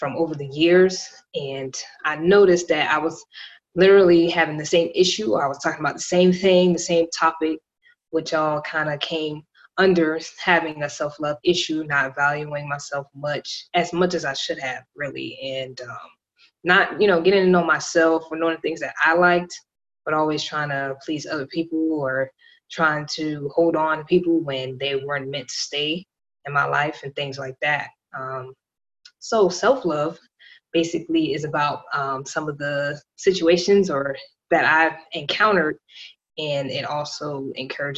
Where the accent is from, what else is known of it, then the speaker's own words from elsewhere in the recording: Miami, Florida, United States; I am from Miami, Florida, born and raised